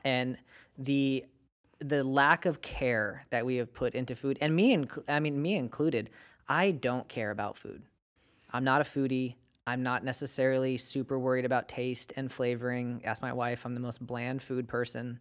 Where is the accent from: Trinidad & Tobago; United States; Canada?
United States; Bakersfield, California; moved away; I come from Bakersfield and we have dairy cows